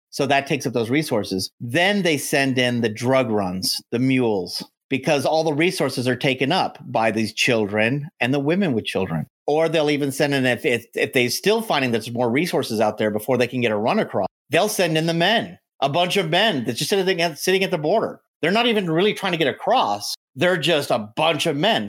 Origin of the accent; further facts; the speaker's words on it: United States; as an American, 'cause us Americans